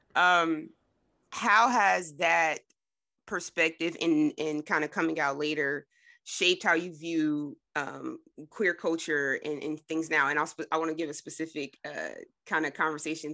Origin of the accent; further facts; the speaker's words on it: Trenton, New Jersey, United States; Jordan and I are actually from, um, both from New Jersey, from Trenton